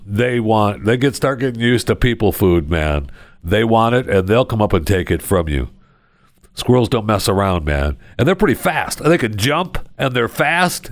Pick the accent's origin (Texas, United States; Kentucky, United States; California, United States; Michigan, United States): Michigan, United States; I grew up in Michigan